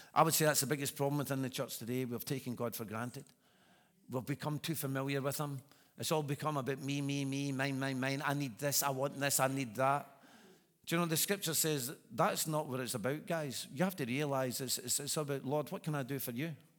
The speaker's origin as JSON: {"language": "English", "region": "Scotland", "country": "United Kingdom", "said": "I'm a Scotsman."}